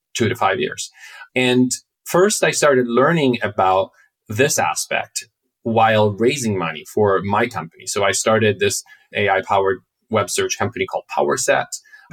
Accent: Milan, Lombardy, Italy; moved away as an adult; now in United States; I grew up in Milan

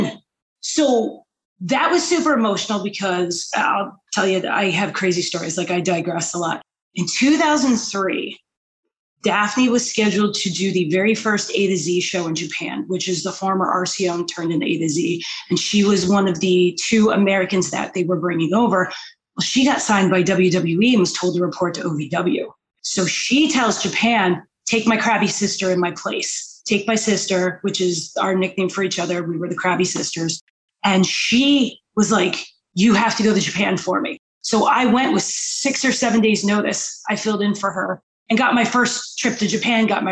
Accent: Canada; now in Las Vegas, United States; We're Canadian. We talk hockey. We live in Vegas

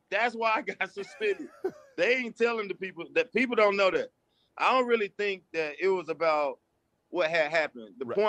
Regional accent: Atlanta, Georgia, United States; I'm from Atlanta

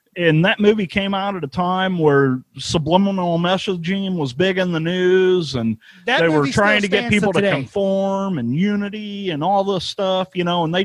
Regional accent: St. Louis, Missouri, United States; Vincent Price is from my hometown.

